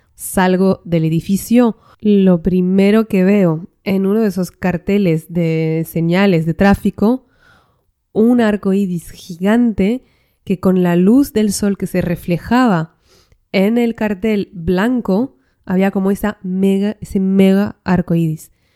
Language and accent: Spanish; northern France, France; now in Spain; yo vengo del norte de Francia